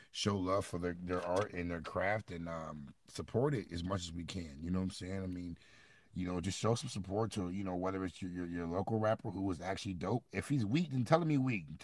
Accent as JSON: {"language": "English", "region": "Midwest", "country": "United States", "said": "because I'm I'm from the Midwest. He was not getting hyphy in the Midwest, you know."}